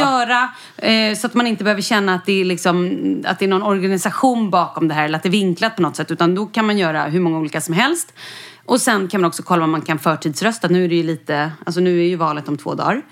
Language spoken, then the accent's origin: Swedish; Skåne, Sweden; Jag är uppvuxen i Skåne